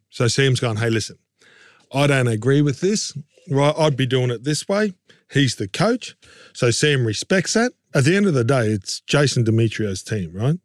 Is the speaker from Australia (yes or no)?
yes; Queensland, Australia; being a Queenslander